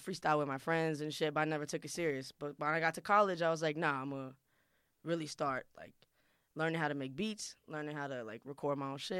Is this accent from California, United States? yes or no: no; New York City, New York, United States; English is a second language; I'm from Queens, New York, Woodside. Shout out Woodside.